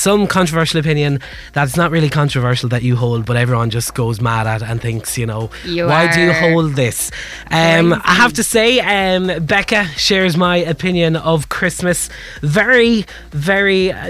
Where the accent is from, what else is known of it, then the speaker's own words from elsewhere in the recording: Wexford, Leinster, Ireland; I have to say it very quietly because I'm from Wexford and I could get in a lot of trouble